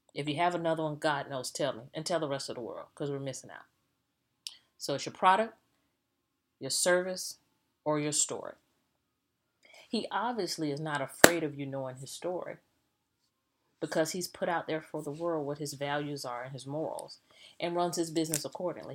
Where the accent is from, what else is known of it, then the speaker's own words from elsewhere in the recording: the South, United States; I'm a Southerner.